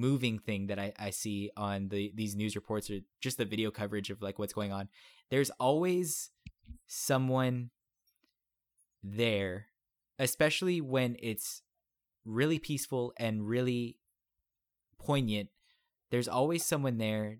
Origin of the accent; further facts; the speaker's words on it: Texas, United States; I'm a Texan